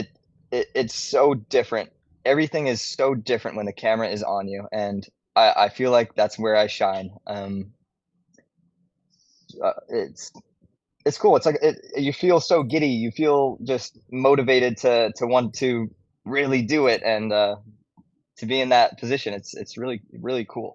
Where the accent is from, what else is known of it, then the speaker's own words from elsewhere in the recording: Hawaii, United States; moved away as an adult; now in Huntington Beach, United States; born and raised in Hawaii, lived there my whole life up until I was 19.